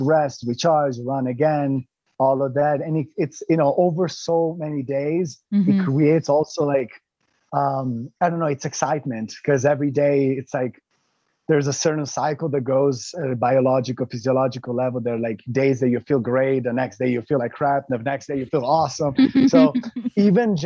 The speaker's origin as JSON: {"language": "English", "country": "Italy", "tie": "born or raised there", "said": "I grew up in Italy"}